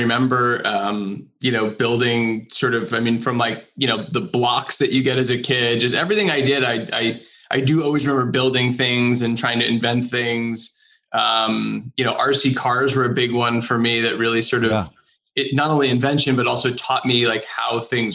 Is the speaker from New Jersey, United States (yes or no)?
yes; New Jersey, United States; I grew up in New Jersey, just outside of New York City.